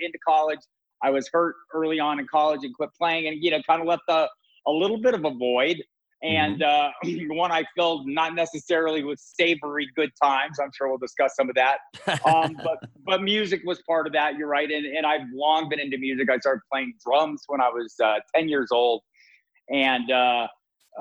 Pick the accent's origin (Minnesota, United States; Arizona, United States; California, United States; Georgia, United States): Arizona, United States; Tucson; I was native. I was born in Tucson, Arizona.